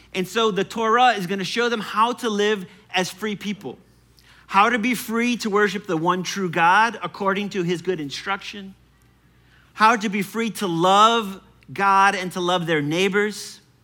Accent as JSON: {"language": "English", "town": "New Orleans", "region": "Louisiana", "country": "United States", "said": "I'm from New Orleans"}